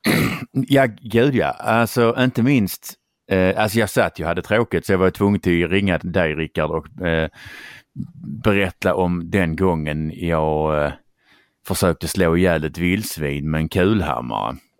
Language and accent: Swedish; Skåne, Sweden; accent: Scanian; jag är skåning